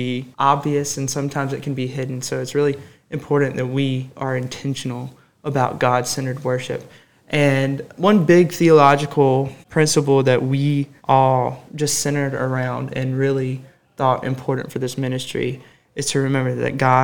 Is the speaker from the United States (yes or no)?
yes; Summerton, South Carolina, United States; moved away as an adult; now in Anderson, United States; I'm originally from Somerton, South Carolina, which is about 3 hours away from Anderson